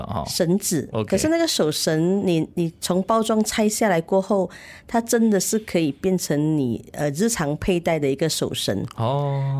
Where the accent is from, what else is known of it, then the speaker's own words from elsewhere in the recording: Malaysia; 身为马来西亚人